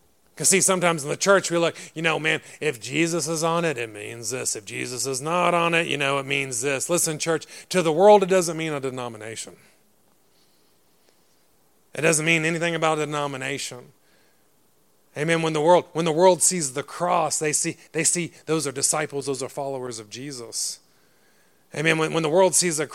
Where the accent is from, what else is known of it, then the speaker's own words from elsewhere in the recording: Texas, United States; now in Derry, United Kingdom; I was from Texas, man. We're Christians. This is how we grew up.